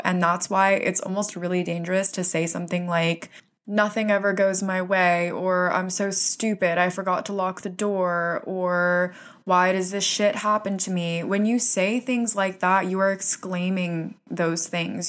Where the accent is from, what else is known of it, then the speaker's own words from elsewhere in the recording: Florida, United States; now in New York City, United States; I'm originally from Florida, so I grew up in a place where there was no winter.